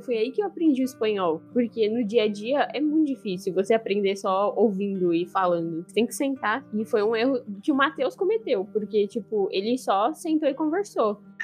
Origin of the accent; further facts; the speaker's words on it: Brazil; moved away as an adult; now in Spain; eu sou brasileira, sou casada com ele e tô aqui há um ano